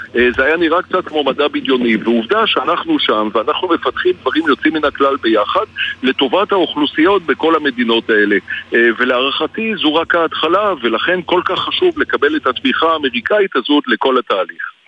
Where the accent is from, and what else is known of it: Israel